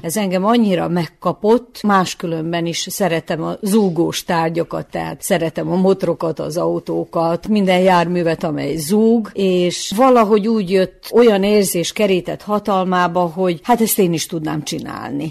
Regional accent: Zrenjanin, Vojvodina, Serbia; a szülővárosomban, ezen a helyen, ahol élek

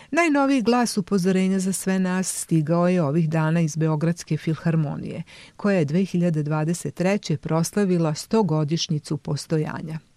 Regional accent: Serbia; kod nas u Srbiji

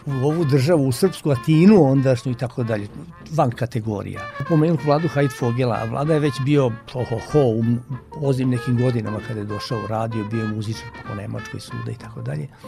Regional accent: Mramorak, Vojvodina, Serbia; ja sam rođen u Banatu, jedno malo mesto, Mramorak se zove kod Pančeva.

